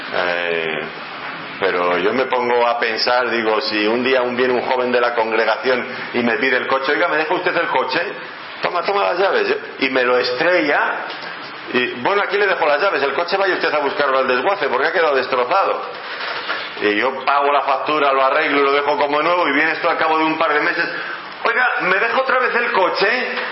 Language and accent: Spanish; Ávila, Castile and León, Spain; allí de donde yo vengo, de Ávila